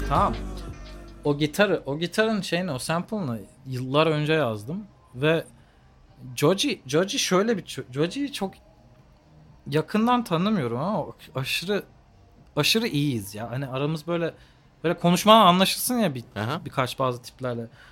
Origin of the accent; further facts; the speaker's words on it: Ankara, Turkey; Ankaralıyız hep beraber zaten